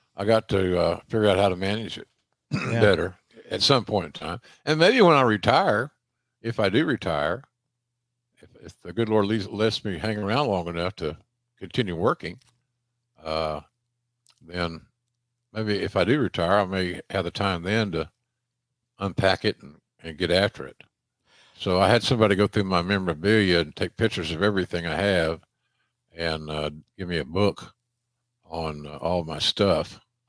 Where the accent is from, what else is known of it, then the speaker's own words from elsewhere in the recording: Minneapolis, Minnesota, United States; I grew up in the Minneapolis territory, in AWA territory more specifically.